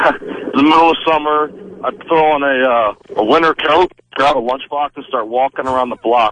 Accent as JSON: {"language": "English", "town": "Cincinnati", "region": "Ohio", "country": "United States", "tie": "born or raised there", "said": "I was a little kid growing up in Cincinnati. I was about 5 years old at the time"}